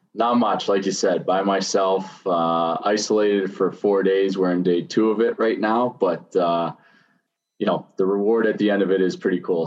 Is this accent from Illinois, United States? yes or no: no; Pittsburgh, Pennsylvania, United States; moved away; I grew up in Greenfield, which is a small kind of inner city type of town in, in Pittsburgh